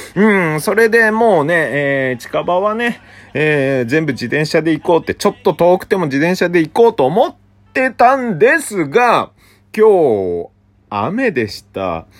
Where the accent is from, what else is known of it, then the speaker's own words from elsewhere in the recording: Obihiro, Hokkaido, Japan; now in Tokyo, Japan; 北海道出身なんでね、北海道帯広市から東京に出てきて